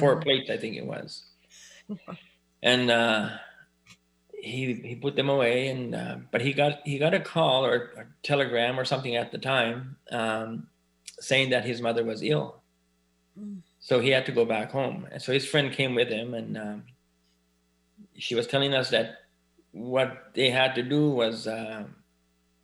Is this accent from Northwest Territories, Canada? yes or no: no; Elsipogtog, New Brunswick, Canada; I was born and raised in Osibuktuk, which is formerly known as Big Cove. It's a First Nations community